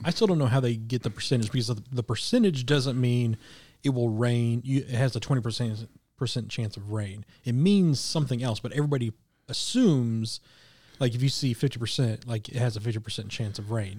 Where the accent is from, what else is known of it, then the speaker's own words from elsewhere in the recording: Midwest, United States; growing up in the Midwest